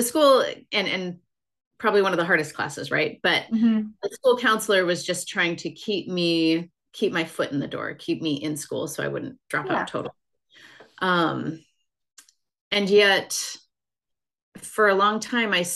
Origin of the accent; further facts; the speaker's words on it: Minnesota, United States; also born or lived in Pennsylvania / Utah; I'm from Minnesota, grew up here.